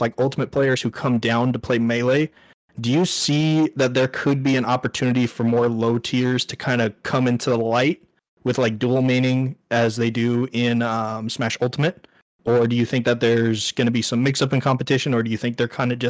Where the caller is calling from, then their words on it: California, United States; Hey, so I'm from Northern California.